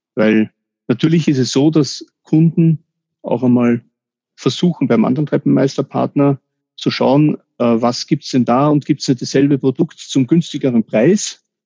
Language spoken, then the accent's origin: German; Austria; first language German; mich als Österreicher